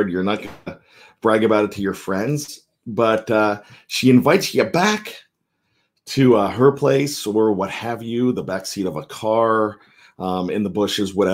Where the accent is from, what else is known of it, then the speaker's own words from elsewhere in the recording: Johnstown, Pennsylvania, United States; a young lad growing up in Johnstown, Pennsylvania.